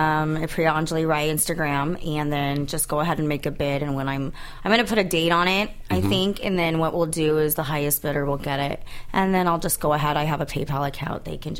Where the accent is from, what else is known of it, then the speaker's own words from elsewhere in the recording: United States; also born or lived in India; But I was adopted. I was raised in America. I speak English.